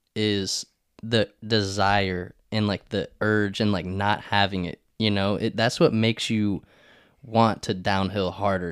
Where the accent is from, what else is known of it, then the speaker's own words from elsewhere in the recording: Charlotte, North Carolina, United States; also born or lived in Newport News, Virginia / Texas / Lafayette, Louisiana; I just grew up in Charlotte, North Carolina, the good old Piedmont